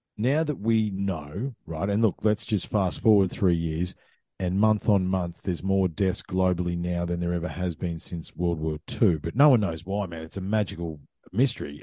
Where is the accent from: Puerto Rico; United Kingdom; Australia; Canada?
Australia; Ballarat, Victoria; moved away; also born or lived in Queensland; I grew up in Ballarat, okay? So I've spent more time in Queensland than I did in Victoria